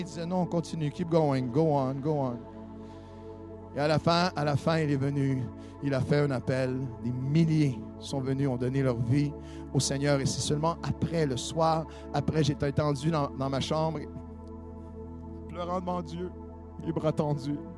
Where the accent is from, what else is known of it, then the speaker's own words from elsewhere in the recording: Canada; Chez nous, au Canada, c'est le hockey qui est le sport. On a tous grandi en hockey